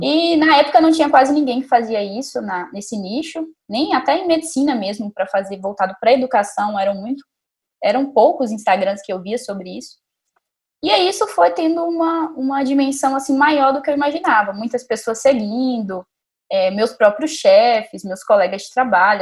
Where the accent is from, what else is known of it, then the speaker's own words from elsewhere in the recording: Montes Claros, Minas Gerais, Brazil; moved away as an adult; also born or lived in Vitória; now in São Paulo, Brazil; Sou de Minas Gerais, de Montes Claros. E eu me formei em medicina lá em Montes Claros mesmo